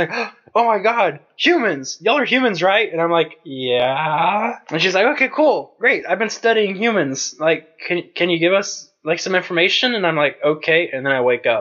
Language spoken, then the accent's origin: English; United States; We're American.